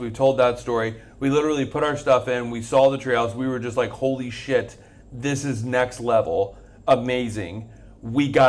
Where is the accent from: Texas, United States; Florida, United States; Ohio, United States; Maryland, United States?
Florida, United States; a big deal. We're from Florida.